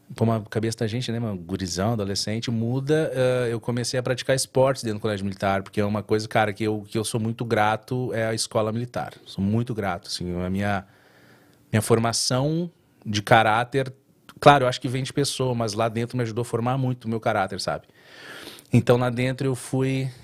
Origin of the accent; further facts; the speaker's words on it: São Borja, Rio Grande do Sul, Brazil; also born or lived in Porto Alegre; now in United States; eu vim do interior do Rio Grande do Sul. São Borja